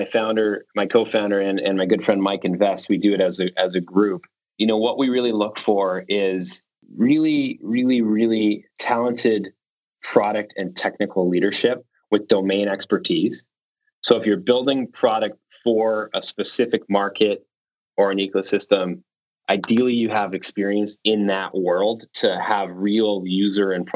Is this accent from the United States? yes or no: no; Canada; being Canadian